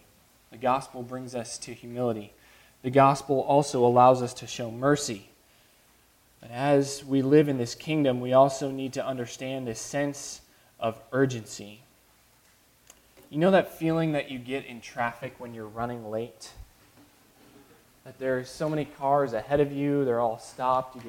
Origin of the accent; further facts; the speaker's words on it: United States